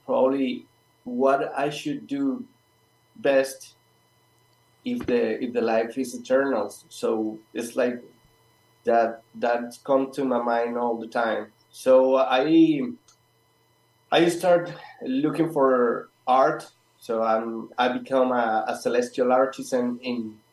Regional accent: Colombia; now in Patagonia, Argentina; I'm pretty far from all of you, and I'm from Colombia

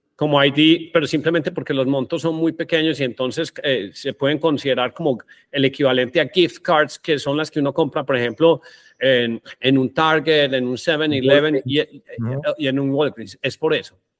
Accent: Colombia; somos colombianos

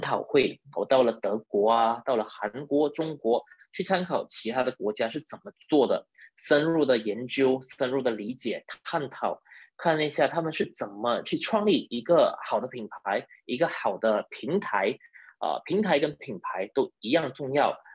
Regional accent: Malaysia; also born or lived in Sabah; 我是马来西亚人，呃，大学毕业于这里，呃，马来西亚的理科大学。嗯。那我大学毕业了以后呢，就一直在沙巴，呃，的医院服务

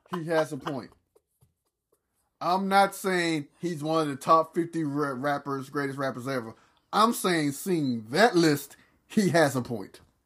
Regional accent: the South, United States; I'm from the South

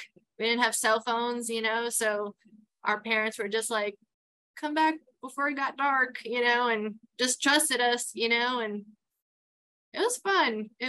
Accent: Queens, New York, United States; Growing up in Queens was amazing. It was a small town, nothing like it is compared today.

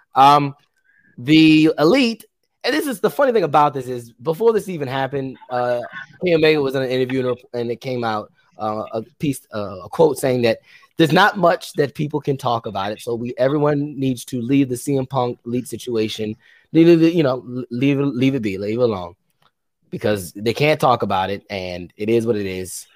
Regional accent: Baltimore, Maryland, United States; We're from Baltimore.

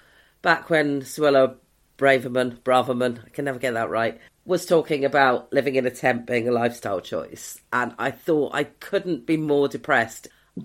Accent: Newport Pagnell, South East England, United Kingdom; I'm from Newport Pagnell.

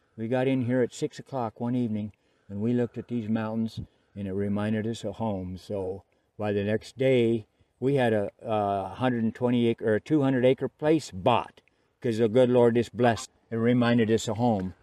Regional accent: Steamboat Springs, Colorado, United States; moved away; I was born in Steamboat Springs, and that's right at the base of the Continental Divide.

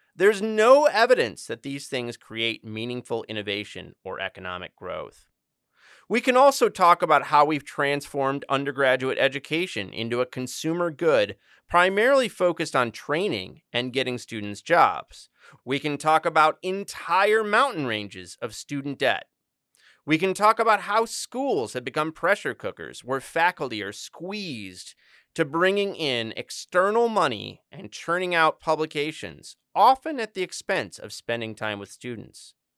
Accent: Joliet, Illinois, United States; I'm from the Chicagoland. I was born in Joliet, Illinois

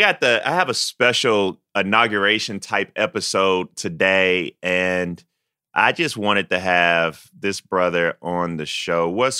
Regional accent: Denmark, South Carolina, United States; because I'm from Denmark. So you got somebody on here from Denmark and Ridgeway. We country boys.

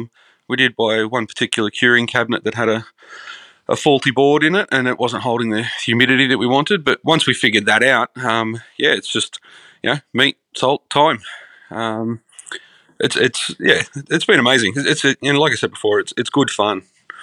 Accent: Moralia, New South Wales, Australia; Grew up in a semi, well, it was a very rural area growing up, but, you know, like with the way Sydney's growing now, it's right on the doorstep. Little town called Moralia out in the Hawkesbury. Grew up on acres.

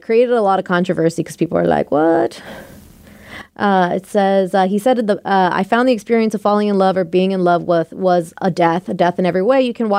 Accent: Ireland; Growing up in Ireland, the church is always there.

